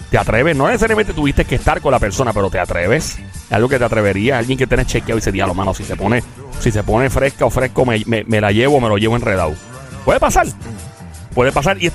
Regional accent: Carolina, Puerto Rico; el pueblo que la monta. Yo soy de Carolina.

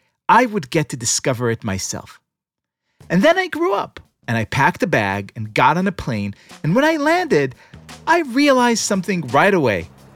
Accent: Israel; moved away as an adult; now in New York, United States; I grew up in Israel.

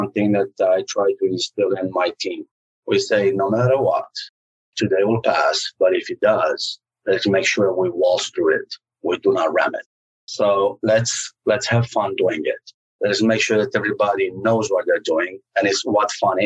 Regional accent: Romania; now in United States; growing up in Romania was not as fun as somebody might think it was

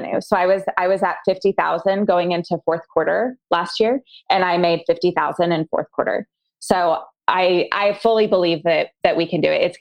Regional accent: Colorado, United States; now in Arkansas, United States; I'm actually from Colorado

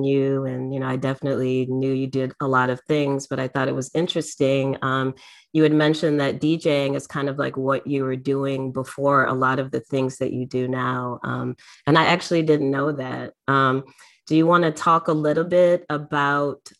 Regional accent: Detroit, Michigan, United States; growing up in Detroit

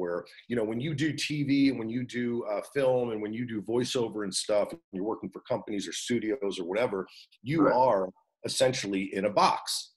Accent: New Jersey, United States; I am originally from New Jersey, yeah. I went to Wall High School

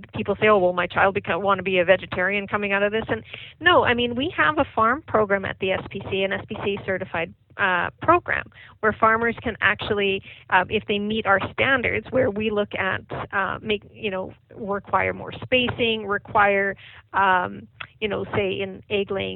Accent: Saskatchewan, Canada; moved away; I'm from Saskatchewan

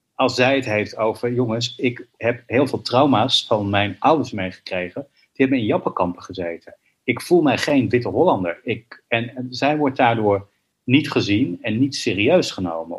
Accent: Israel; also born or lived in New York; now in Amsterdam, Netherlands; Ik ben geboren in Israël.

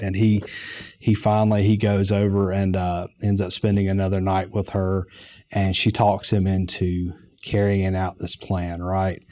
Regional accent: Durham, North Carolina, United States; moved away as an adult; also born or lived in Raleigh, North Carolina; I grew up in Durham, uh, North Carolina

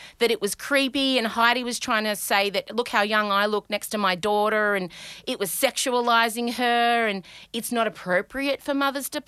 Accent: Australia; accent: Aussie twang; my Aussie twang

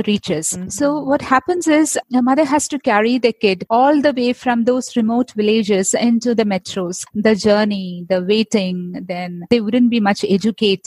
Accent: Kerala, India; I'm from Kerala.

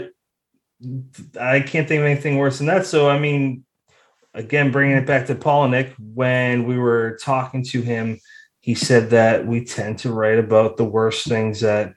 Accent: Massachusetts, United States; me and Brennan, we're from Massachusetts

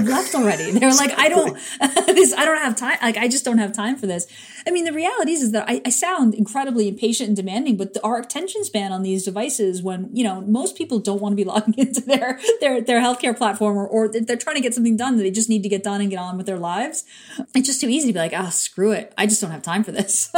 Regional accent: New York, United States; a New Yorker

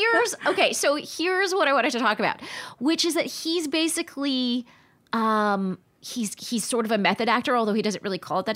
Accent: Palm Springs, California, United States; moved away as an adult; also born or lived in New York City; I just really begrudgingly had this job in my hometown before, uh, before moving to New York City. And I really didn't wanna be in my hometown. This is in Palm Springs, California.

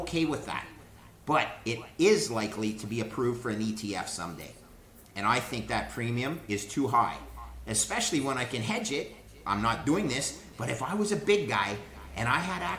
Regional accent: Canada; I'm a Canadian.

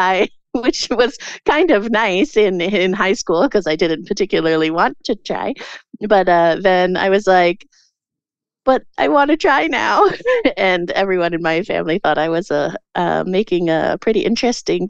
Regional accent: Prince George, British Columbia, Canada; also born or lived in Victoria; I grew up in Prince George originally, and then I went to Victoria and I did my undergrad in theater there

